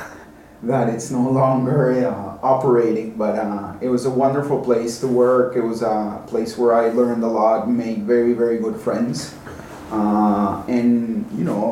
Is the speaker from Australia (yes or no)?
no; Cali, Valle del Cauca, Colombia; moved away as an adult; also born or lived in Washington, D.C., United States; now in Geneva, Switzerland; Life growing up in Cali was great